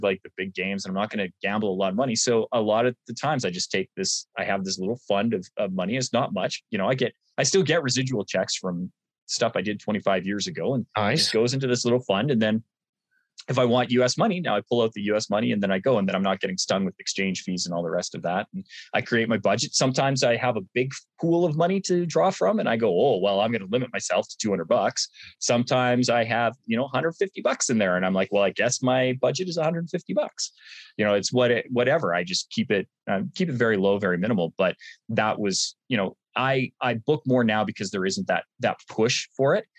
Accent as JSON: {"language": "English", "country": "Canada", "said": "I'm Canadian"}